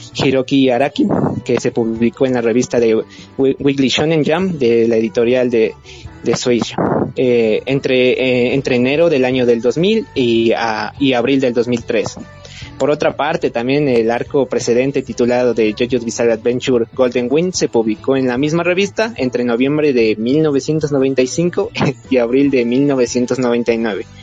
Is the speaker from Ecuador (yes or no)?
yes; Ecuador; soy de Ecuador